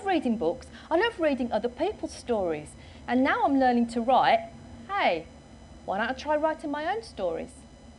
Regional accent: Wolverhampton, West Midlands, United Kingdom; I was born in Wolverhampton in the West Midlands.

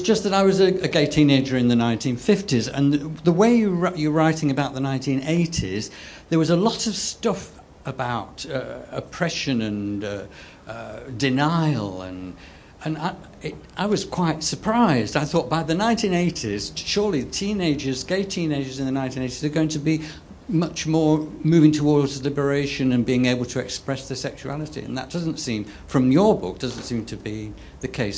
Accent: Bournemouth, South West England, United Kingdom; come from Bournemouth

